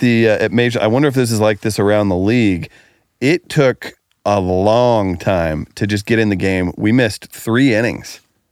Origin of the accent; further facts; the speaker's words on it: Farmington, Missouri, United States; Jake Arrieta, pitcher for the Cubs, was born in my hometown of Farmington, Missouri.